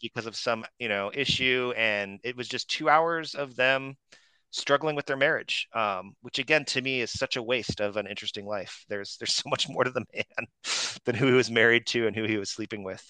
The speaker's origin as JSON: {"language": "English", "town": "Phoenix", "region": "Arizona", "country": "United States", "tie": "born or raised there", "moved": "yes", "said": "I grew up in in the Phoenix area"}